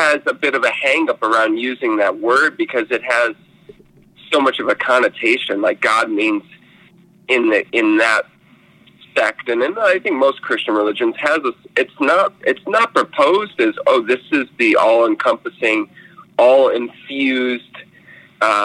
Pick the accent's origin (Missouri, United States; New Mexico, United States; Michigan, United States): Missouri, United States; St. Louis; I was raised in St. Louis